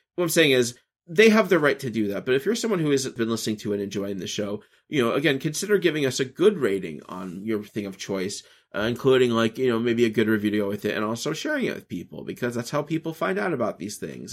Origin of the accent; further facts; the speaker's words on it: the American South, United States; growing up in America and the South